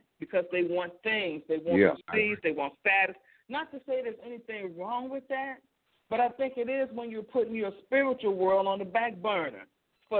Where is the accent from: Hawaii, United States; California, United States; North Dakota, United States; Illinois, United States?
Illinois, United States; Chicago; moved away as an adult; now in Texas, United States; I'm originally from Chicago